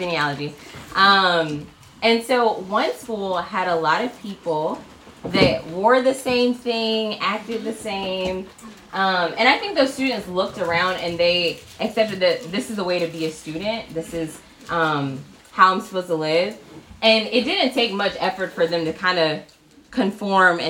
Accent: Birmingham, Alabama, United States; moved away as an adult; also born or lived in Auburn, Alabama; now in Atlanta, United States; I'm originally from Alabama. Born, raised in Birmingham

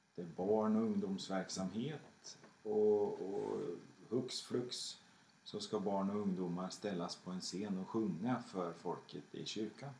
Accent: Skänninge, Östergötland, Sweden; Jag växte upp i Skänninge på 70-talet

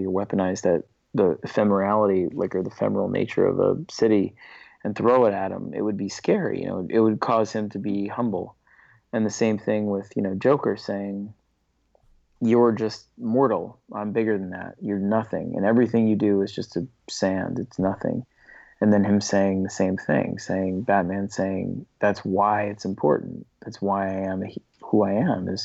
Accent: New York City, New York, United States; I grew up on the Lower East Side in Manhattan

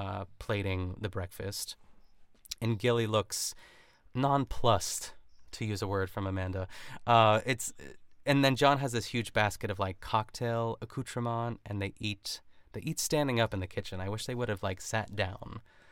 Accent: Canada; It's like when you go out like and as a Canadian, like

